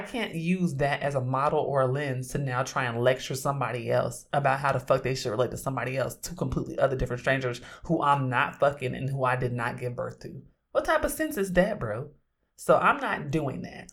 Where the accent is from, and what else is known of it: Oakland, California, United States